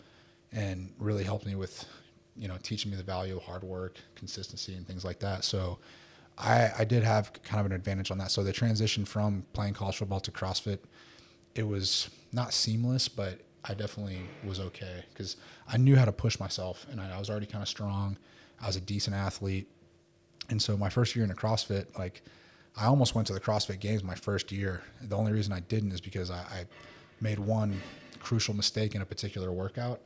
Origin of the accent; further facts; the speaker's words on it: United States; moved away as an adult; also born or lived in Houston, Texas / Philippines; now in Dubai, United Arab Emirates; I'm American